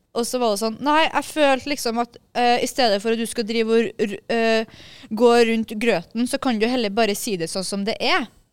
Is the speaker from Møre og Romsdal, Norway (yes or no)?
yes; Kristiansund, Møre og Romsdal, Norway; moved away; Det var hjemme i Kristiansund